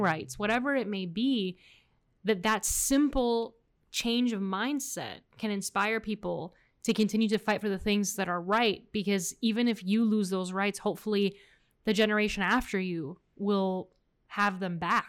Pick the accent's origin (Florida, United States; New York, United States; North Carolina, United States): Florida, United States; Miami; accent: American; first language Spanish; English is a second language; we're both born and raised here